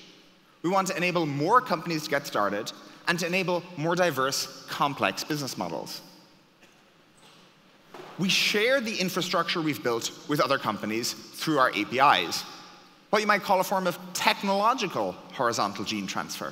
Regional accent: Ireland; I was born in Ireland

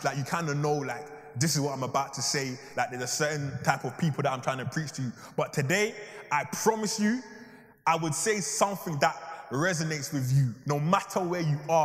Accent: Ghana; now in London, United Kingdom; I'm even from Ghana, or two, that was actually my old high school

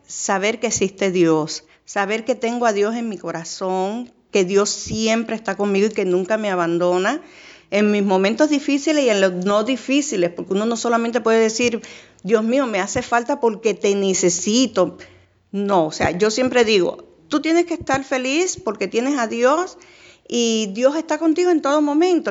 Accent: Puerto Rico; also born or lived in Panama; now in Miami, United States; Soy puertorriqueña

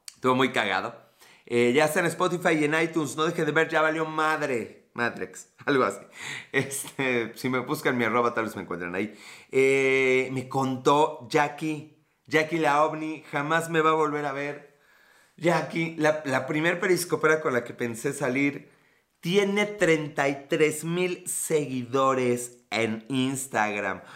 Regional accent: Puebla, Mexico; Soy de Puebla

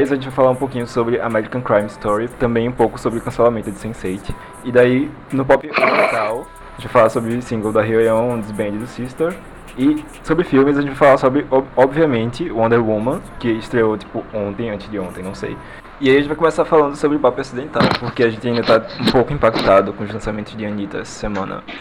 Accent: Recife, Pernambuco, Brazil; Eu sou de Recife, Pernambuco

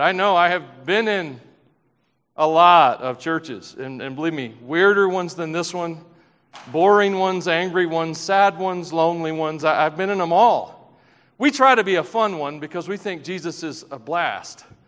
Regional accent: Tennessee, United States; I'm from Tennessee

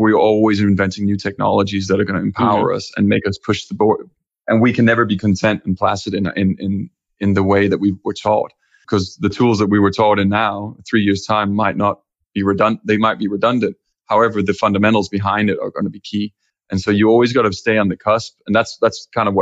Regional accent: Copenhagen, Capital Region of Denmark, Denmark; moved away; Originally, I'm from Denmark and Copenhagen

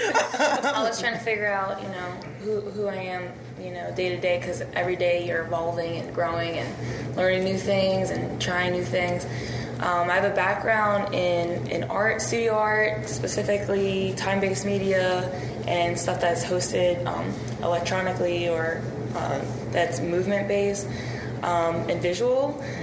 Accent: Cheltenham, Pennsylvania, United States; moved away as an adult; now in Pittsburgh, United States; So, yeah, I've been here for about 9 years, I guess. And I'm originally from Cheltenham, which is north side of Philadelphia. Oh. I live there my whole life. And then I moved to Pittsburgh to go to college.

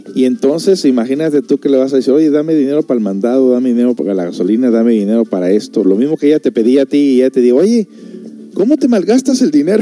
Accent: United States; viniendo de una familia de padres mexicanos, aunque soy por allá de Estados Unidos

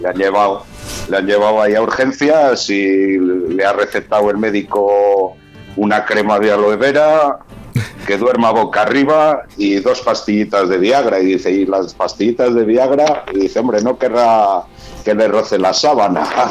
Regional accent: Valladolid, Castile and León, Spain; los que somos vallisoletanos, pucelanos o, bueno, y alrededores

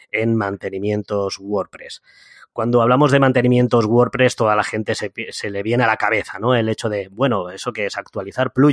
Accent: Úbeda, Andalusia, Spain; now in Madrid, Spain; eh, soy natural de Úbeda, de Jaén, aunque por el acento no se me note, soy andaluz. Sí, señoras y señores, soy andaluz.

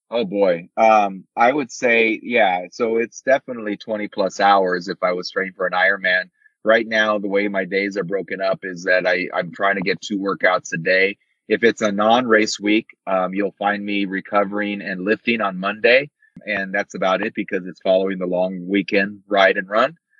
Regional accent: Arizona, United States; I'm from Arizona

